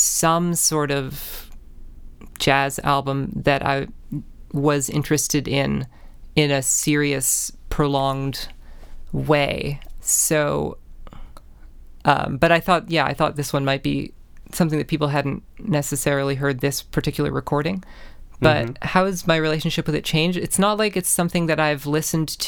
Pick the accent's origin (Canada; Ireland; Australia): Canada; being Canadian, you're growing up